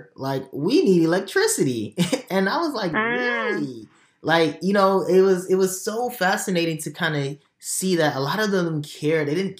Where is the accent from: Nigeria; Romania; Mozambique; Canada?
Nigeria; now in United States; I was raised in Nigeria